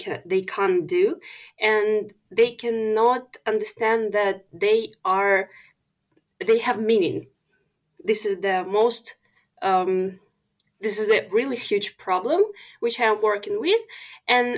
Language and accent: English; Ukraine; as I am Ukrainian